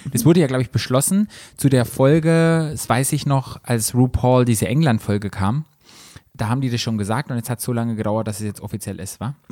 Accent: Black Forest, Baden-Württemberg, Germany; bei uns im Schwarzwald

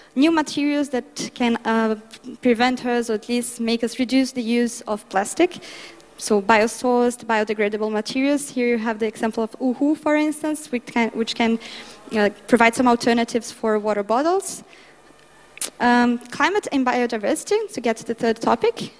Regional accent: Brazil; my home country, Brazil

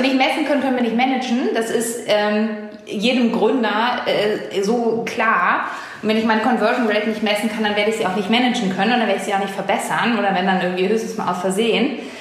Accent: Hamburg, Germany; meine Heimatstadt Hamburg

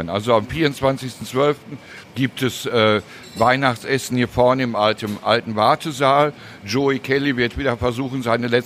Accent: Cologne, North Rhine-Westphalia, Germany; als Stadtbewohner bin ich FC-Fan. Natürlich, das ist, äh, als Kölner muss er ganz für Köln sein.

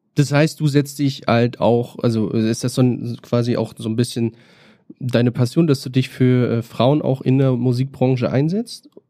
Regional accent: Bad Oldesloe, Schleswig-Holstein, Germany; now in Berlin, Germany; ich komme aus Schleswig-Holstein, äh, Bad Oldesloe ist mein Geburtsort

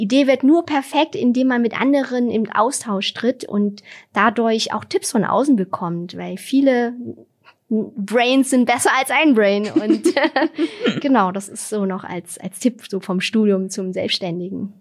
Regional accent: Vietnam; now in Germany; in Vietnam, wo ich herkomme

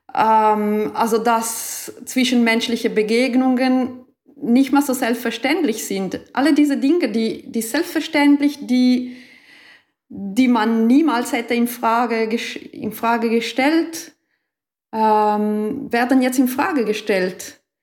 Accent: Ticino, Switzerland; also born or lived in Germany; ich bin auch aus dem Tessin

